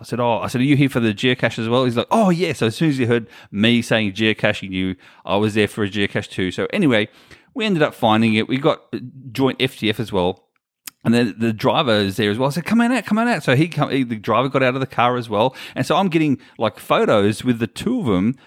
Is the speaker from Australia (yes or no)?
yes; Australia; I come from Australia where we can't drive over our border